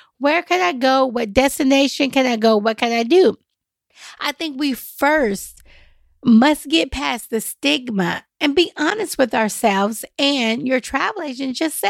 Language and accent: English; the Bible Belt, United States; now in Nashville, United States; Y'all, I'm from the Bible Belt. I'm here in Nashville, Tennessee, but this is where we're at.